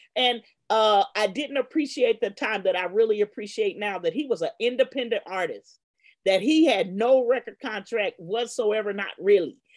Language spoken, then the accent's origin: English; Los Angeles, California, United States; also born or lived in Worcester, Massachusetts; I grew up in Baldwin Hills